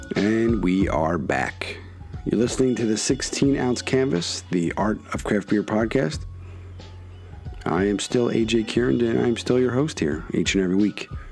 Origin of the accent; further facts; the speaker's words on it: Philadelphia, Pennsylvania, United States; proud of Philadelphia, proud of my hometown growing up